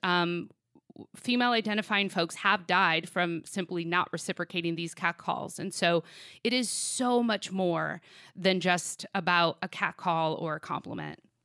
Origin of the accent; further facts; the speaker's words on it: Sacramento, California, United States; my hometown of Sacramento